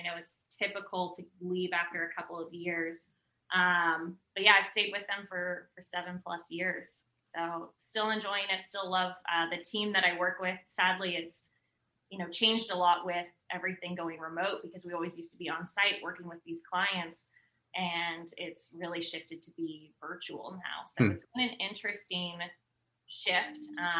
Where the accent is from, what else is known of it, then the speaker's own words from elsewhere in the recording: Bay Area, California, United States; also born or lived in London; So I'm originally from the Bay Area, born and raised, live there now. So after graduating, moved back to San Francisco